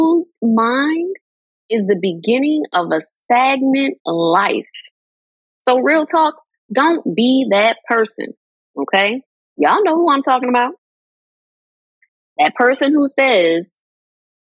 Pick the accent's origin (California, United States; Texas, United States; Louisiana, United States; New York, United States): Louisiana, United States; New Orleans; New Orleans till